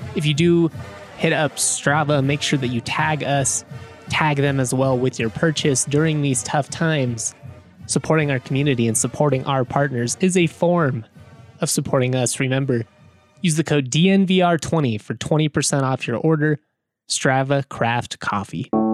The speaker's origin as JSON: {"language": "English", "town": "Lakewood", "region": "Colorado", "country": "United States", "tie": "born or raised there", "said": "growing up in the Bear Creek community as a as a kid who had a dad that went to CSU"}